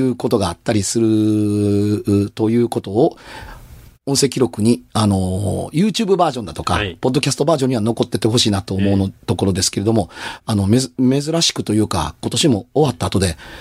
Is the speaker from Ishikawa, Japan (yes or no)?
no; Sera District, Hiroshima, Japan; born or raised there